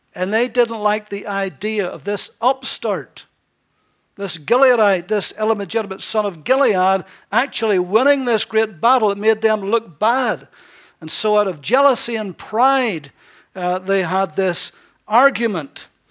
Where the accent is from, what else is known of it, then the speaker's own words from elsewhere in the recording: Ballyclare, Northern Ireland, United Kingdom; I was from Northern Ireland, he knew the very town I was from.